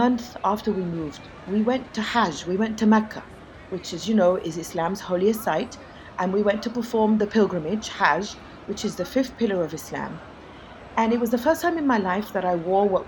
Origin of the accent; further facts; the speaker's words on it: Egypt; now in New York City, United States; being born and raised in Egypt